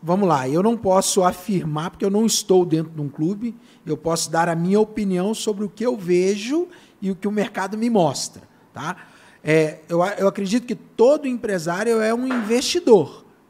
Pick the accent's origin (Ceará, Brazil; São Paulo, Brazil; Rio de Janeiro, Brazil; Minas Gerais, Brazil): Minas Gerais, Brazil; Belo Horizonte; Belo Horizonte, nós somos de Belo Horizonte, eu sou de Belo Horizonte, aqui no, no bairro Santa Cruz, São Gabriel